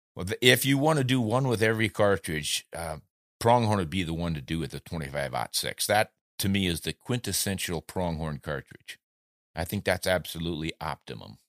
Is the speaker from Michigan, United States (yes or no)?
no; Southeast South Dakota, United States; moved away; also born or lived in New Orleans; I grew up in Southeast South Dakota and still have contacts there